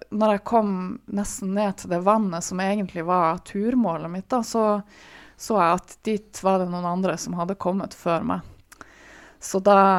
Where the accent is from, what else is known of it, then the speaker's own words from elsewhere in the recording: Tromsø, Troms, Norway; jeg er fra Tromsø, og her i Tromsø